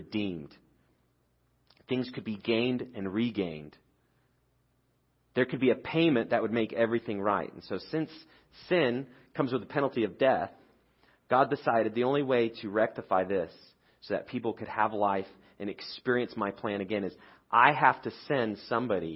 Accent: United Kingdom; I'm British

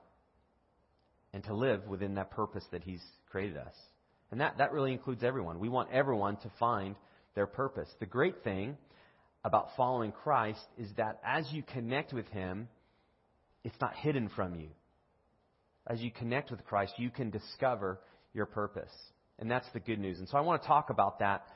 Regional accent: United States; I'm from America

